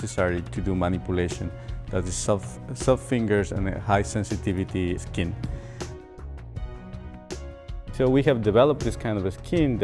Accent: Ecuador; moved away as an adult; I grew up in Ecuador

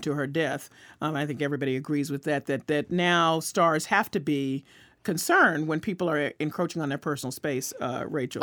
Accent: the South, United States; I can say that as a Southerner

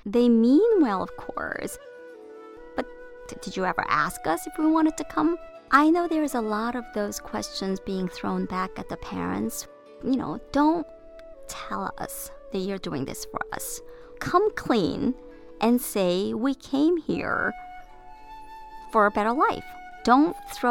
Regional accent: United States; also born or lived in South Korea; I spent my formative years here, and I have American culture at my heart

